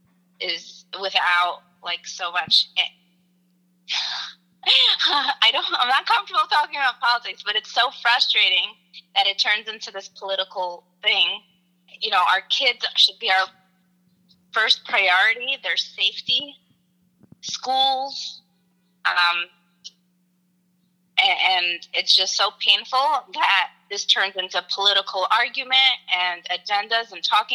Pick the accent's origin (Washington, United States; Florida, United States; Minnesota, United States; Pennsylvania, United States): Pennsylvania, United States; Philadelphia; I am from Philadelphia.